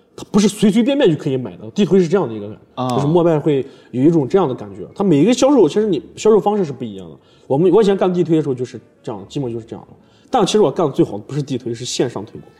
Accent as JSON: {"language": "Chinese", "town": "Yinchuan", "region": "Ningxia", "country": "China", "tie": "born or raised there", "also_born_or_lived": "Zhengzhou, Henan", "said": "我刚回我的老家银川"}